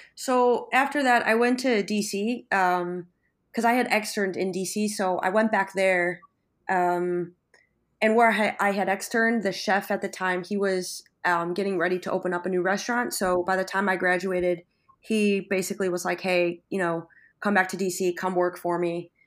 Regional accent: Buffalo, New York, United States; moved away as an adult; now in San Sebastian, Spain; from Buffalo, New York, and I'm currently working and living in San Sebastian, Spain

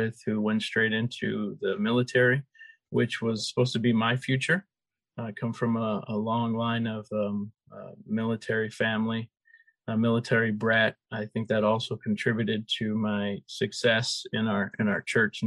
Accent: Chandler, Arizona, United States; I grew up in Chandler

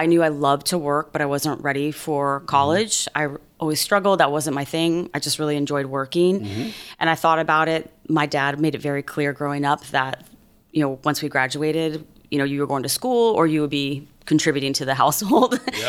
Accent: Corbin, Kentucky, United States; born there; Well, I grew up military. So I was actually born in a place called Corbin, Kentucky. Corbin, Kentucky.

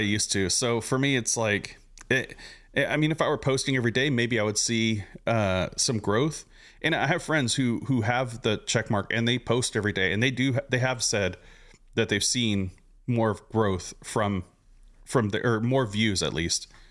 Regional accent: Southern California, United States; now in Houston, United States; I'm originally from SoCal

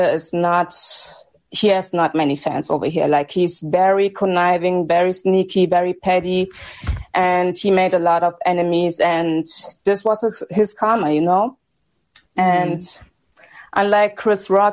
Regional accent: Germany; I'm from Germany

